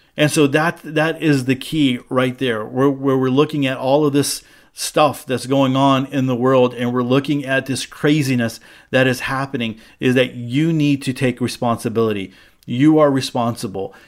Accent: United States; As an American Jew

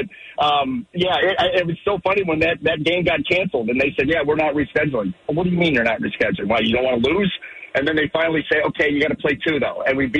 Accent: Ohio, United States; Well, what kid growing up in Ohio doesn't want to be a Buckeye and play baseball or football or whatever other sport at Ohio State?

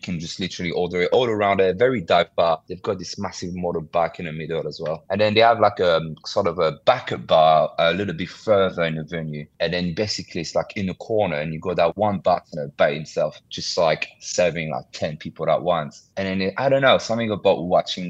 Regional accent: Paris, Île-de-France, France; moved away as an adult; also born or lived in London, United Kingdom; now in Singapore; Born and raised in France, Paris

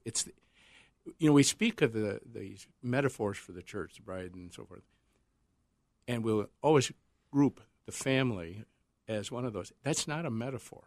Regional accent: Northern South Dakota, United States; moved away; When I was growing up in North, Northern South Dakota

